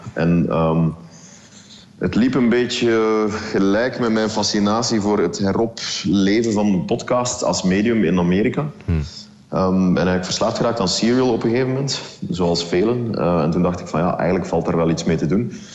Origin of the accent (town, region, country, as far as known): Belgium